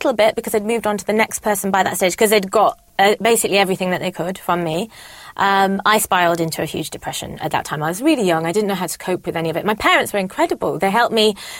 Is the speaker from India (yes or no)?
yes; India; now in United Kingdom; But also being Indian, I'd quite like to help out with some I love children.